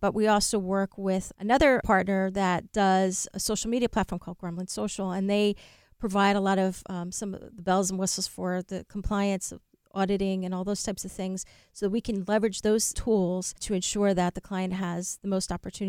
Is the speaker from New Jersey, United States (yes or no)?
yes; New Jersey, United States; I'm from New Jersey.